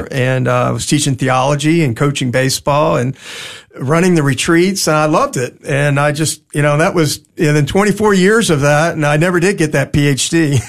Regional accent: Maryland, United States; also born or lived in Dallas, Texas; now in Houston, United States; I'm originally from Maryland.

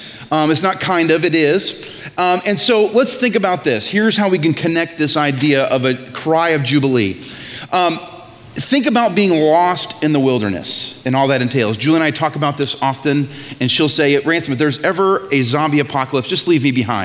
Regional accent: Maine, United States; But I grew up in Maine, so that's gotta count for something, right?

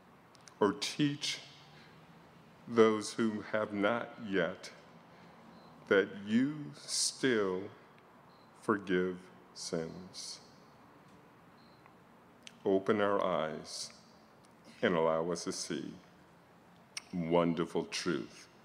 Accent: Washington, District of Columbia, United States; I was born in Washington, D.C.

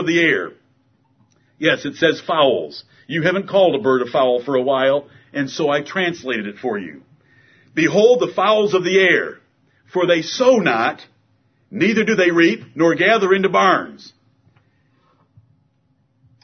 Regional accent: Michigan, United States; moved away; I'm from Michigan

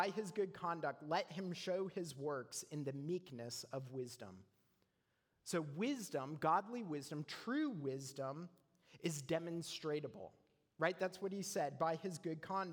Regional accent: Canada; moved away; I'm a Canadian

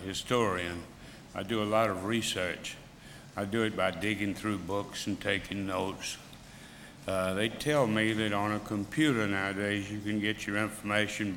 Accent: Mississippi, United States; I grew up in Mississippi

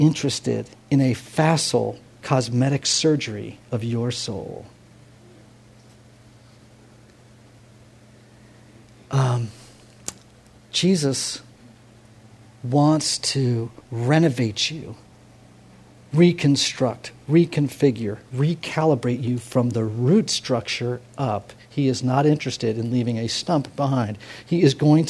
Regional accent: New York City, New York, United States; I'm a New Yorker

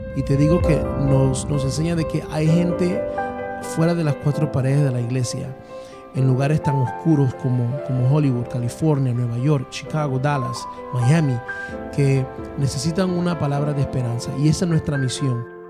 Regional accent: Panama; moved away as an adult; also born or lived in Atlanta, Georgia; now in United States; soy panameño, radicado en los Estados Unidos. Y bueno, creo que mi historia comienza en Panamá a la edad de, cinco años

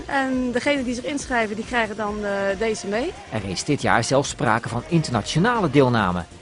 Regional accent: Germany; Dutch is a second language; Ja, dat klopt. Ik kom helemaal uit Duitsland. Geboren.

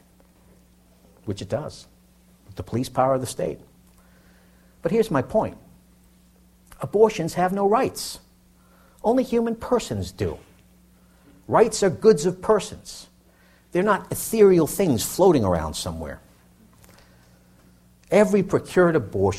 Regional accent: Boston, Massachusetts, United States; I grew up in Dorchester, Massachusetts, in an inner city neighborhood in the greater Boston area

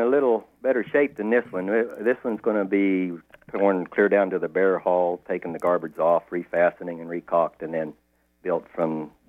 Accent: Kansas, United States; now in Vinalhaven, United States; I'm from Kansas.

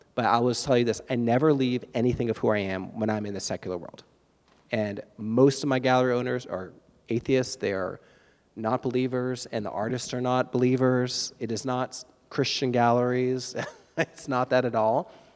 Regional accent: East Coast of Florida, United States; I grew up on the East Coast of Florida. I was a surfer kid

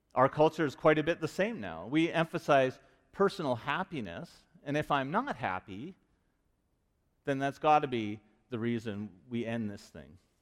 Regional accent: Vancouver, British Columbia, Canada; moved away; I'm from Vancouver

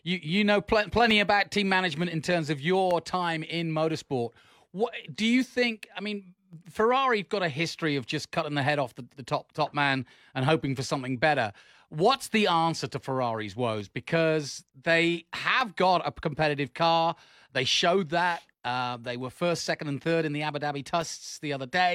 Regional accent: England, United Kingdom; I'm an Englishman

